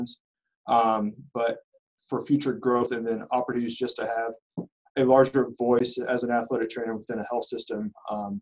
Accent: Terre Haute, Indiana, United States; moved away as an adult; also born or lived in Wisconsin / Michigan; I was born and raised in Terre Haute

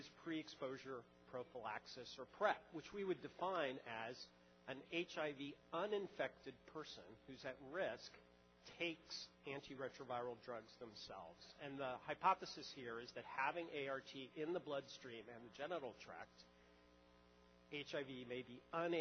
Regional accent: New York, United States; As a New Yorker

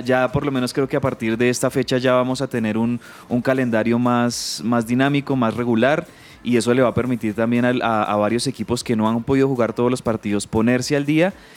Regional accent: Bogotá, Colombia; aquí como bogotano simpatizante de Millonarios o Santa Fe

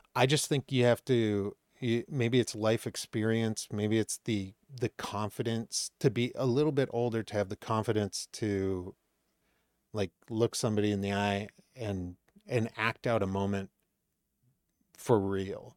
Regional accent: Maine, United States; moved away as an adult; also born or lived in Boston; now in Los Angeles, United States; I grew up in Maine

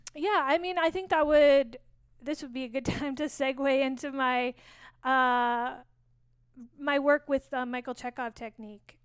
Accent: Saskatoon, Saskatchewan, Canada; also born or lived in San Francisco Bay Area; now in San Francisco, United States; I'm from Saskatoon. I was born in Saskatoon

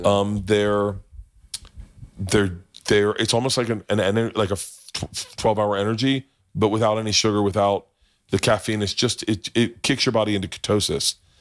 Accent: Oklahoma, United States; I was from Oklahoma

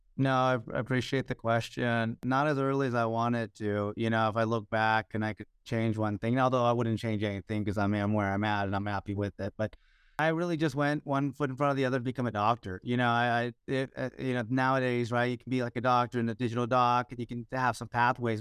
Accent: Houston, Texas, United States; also born or lived in Chicago, Illinois; I grew up in the US, by the way, I was born in Chicago and we grew up in the States. We grew up I grew up in Houston

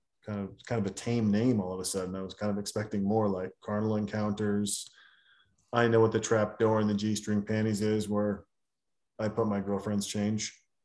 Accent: Germany; also born or lived in Austria; I grew up in Germany and Austria with strong bond to my relatives in Japan

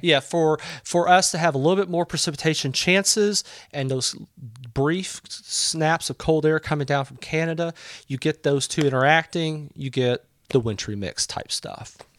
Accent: Southeast Texas, United States; moved away as an adult; I was born in Southeast Texas

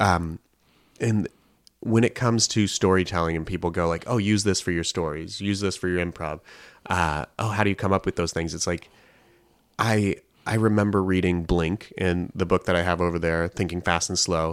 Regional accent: Colorado, United States; I grew up in Colorado

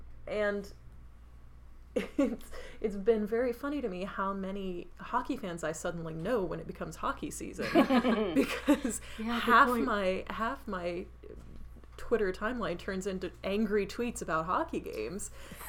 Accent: United States; I was like, I'm American, I don't give two shits about baseball.

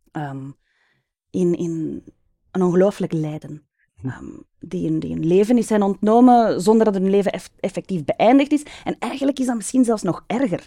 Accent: Mechelen, Flanders, Belgium; now in Hombeek, Belgium; Ik ben geboren en getogen Mechelesse, een echte manenblusser

